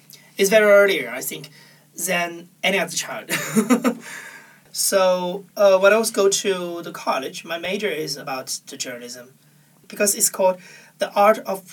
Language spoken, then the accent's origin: English; Anhui, China; English is a second language; Well, during my childhood, is 1990s. Well, China already have the cable television, and there's a lot of TV channels at that time in China